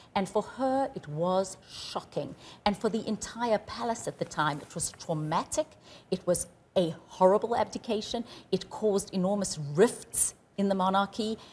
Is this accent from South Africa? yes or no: yes; South Africa; moved away as an adult; also born or lived in Johannesburg, South Africa; now in Atlanta, United States; I am South African. I grew up in apartheid South Africa.